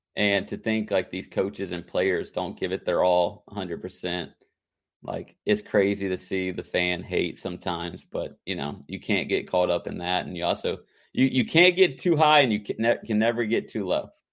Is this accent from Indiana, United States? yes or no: no; North Carolina, United States; growing up in, growing up in North Carolina